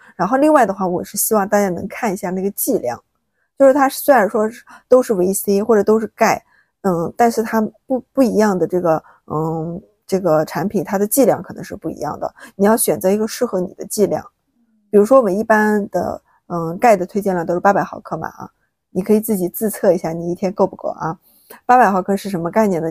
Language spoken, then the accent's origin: Chinese; China; 我们中国人